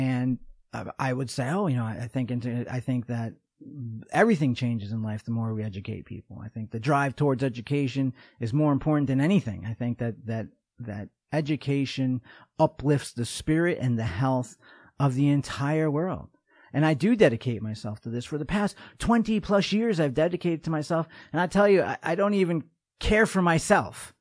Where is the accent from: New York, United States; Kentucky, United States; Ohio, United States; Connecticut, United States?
New York, United States; moved away as an adult; also born or lived in North Dakota; I'm from New York